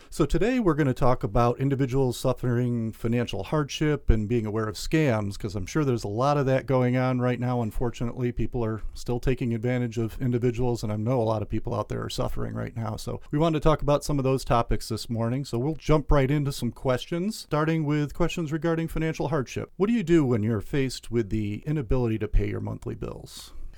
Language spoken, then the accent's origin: English; New York, United States; moved away; the bank actually I started with when I was, I think, 16 years old growing up in New York State